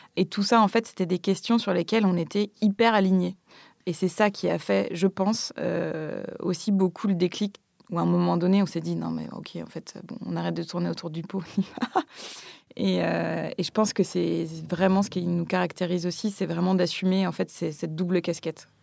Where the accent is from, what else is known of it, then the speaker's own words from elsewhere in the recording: Gulf of Morbihan, Brittany, France; j'ai grandi, euh, j'ai grandi euh, en Bretagne au bord de la mer, dans un tout petit village un peu perdu au fond du golfe du Morbihan.